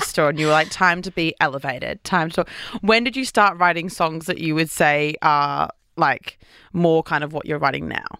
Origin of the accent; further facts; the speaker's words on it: Brisbane, Queensland, Australia; moved away as an adult; now in Sydney, Australia; I'm living in Sydney, but I'm from Brisbane